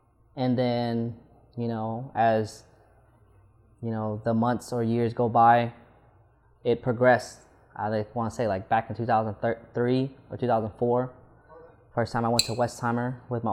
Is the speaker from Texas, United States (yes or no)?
yes; Houston, Texas, United States; Originally, I'm from here, born in Houston. I grew up off of 610 and Stella Link.